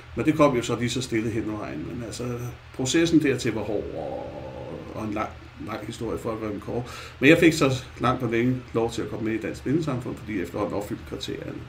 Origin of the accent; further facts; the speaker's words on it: Copenhagen, Capital Region of Denmark, Denmark; som I nok kan høre, så er jeg jo født i København. jeg kommer jo inde fra det mørke Nørrebro, Vesterbro.